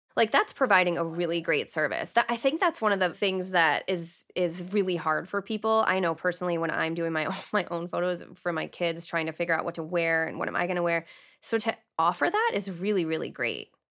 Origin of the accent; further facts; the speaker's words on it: Canton, Michigan, United States; also born or lived in Plymouth, Michigan / Austin, Texas; I lived half my life, well, half my childhood in Canton and half my childhood in Plymouth.